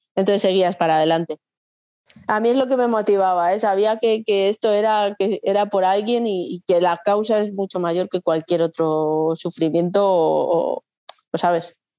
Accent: Logroño, La Rioja, Spain; yo soy de Logroño

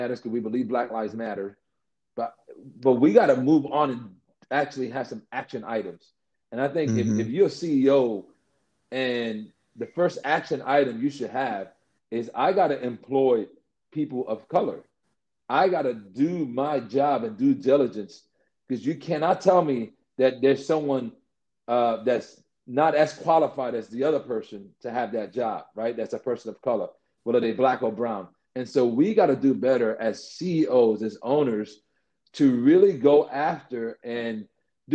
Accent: New York City, New York, United States; I grew up in the Bronx, one of the things that was the fight with me as a kid, and this is years ago in the South Bronx

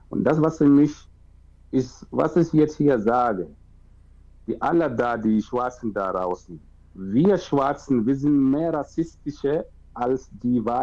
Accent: Cameroon; German is a second language; now in Germany; Klar, ich bin aus Kamerun, aber ich bin wirklich fremd.

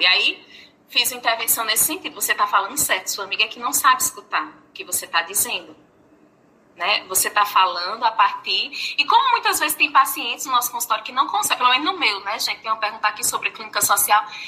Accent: Paraíba, Brazil; accent: Paraíba

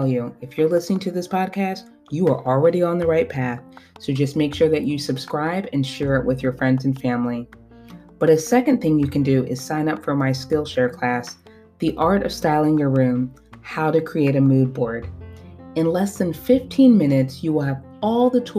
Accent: the North, United States; also born or lived in Washington, District of Columbia, United States; I have lived my entire life above the Mason-Dixon line

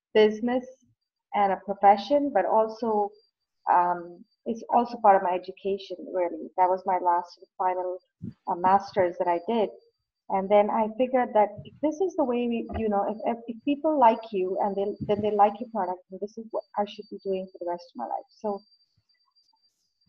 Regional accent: Bangalore, Karnataka, India; now in Toronto, Canada; I was born in India, in a city in the southern part of India called Bangalore

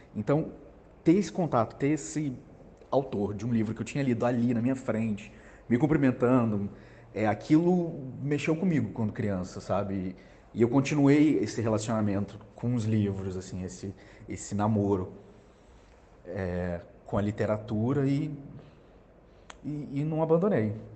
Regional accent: Juiz de Fora, Minas Gerais, Brazil; moved away as an adult; now in Rio de Janeiro, Brazil; eu sou mineiro de Juiz de Fora. É, cresci no interior e mudei para o Rio

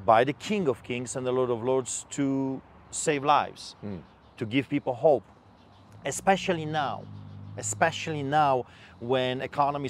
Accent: Poland; now in Calgary, Canada; I am a Polish immigrant. I grew up behind the Iron Curtain under the boots of the Soviets.

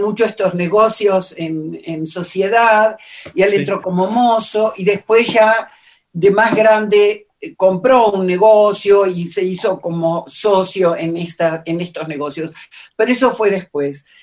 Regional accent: Buenos Aires, Argentina; era una zona entre Constitución y Montserrat, digamos, porque no es propiamente Constitución y tampoco es Montserrat, que es del otro lado de Belgrano, ¿no? Entonces, ah, esa es la zona en la que yo crecí

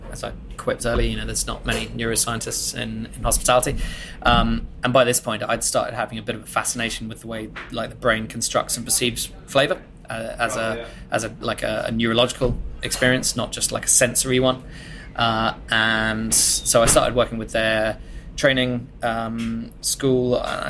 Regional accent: Bath, South West England, United Kingdom; industry from Bath, less than 100 miles from what is probably the drinks capital of the world, and I'm a British national.

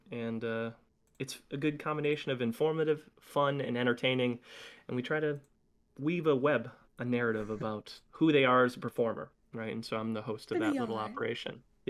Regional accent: Michigan, United States; now in Indianapolis, United States; I'm a Midwest United States person, born and raised in Michigan, live in Indianapolis.

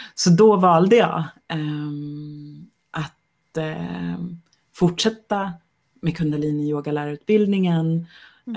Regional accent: Sweden; jag är svensk kvinna

